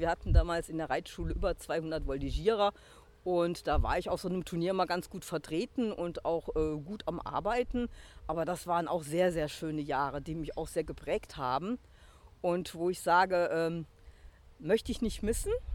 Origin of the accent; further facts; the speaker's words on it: Rhineland-Palatinate, Germany; Ich kenne natürlich auch als Pfälzer schon sehr lange